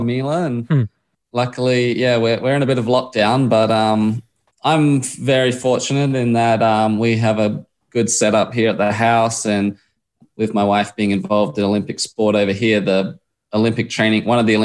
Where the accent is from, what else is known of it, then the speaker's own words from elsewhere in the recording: Adelaide, South Australia, Australia; I grew up in Adelaide and was just, mad on footy, AFL, and then obviously bikes